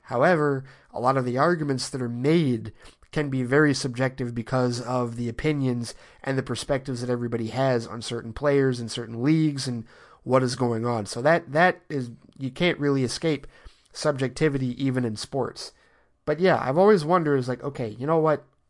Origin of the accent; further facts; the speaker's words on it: Detroit, Michigan, United States; being born and raised in Detroit